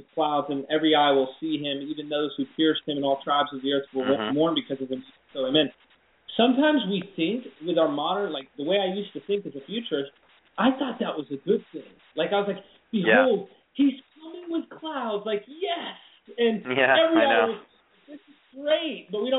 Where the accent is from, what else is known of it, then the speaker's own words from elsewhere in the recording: United States; we as American Christians